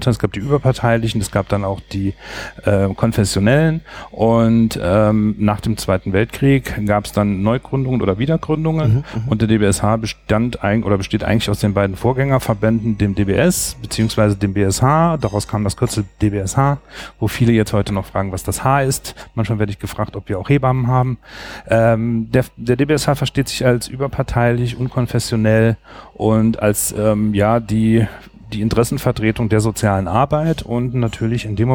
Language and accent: German; Saarland, Germany; ich komme aus dem Saarland, bin dort beschäftigt bei der Kreisstadt Saloy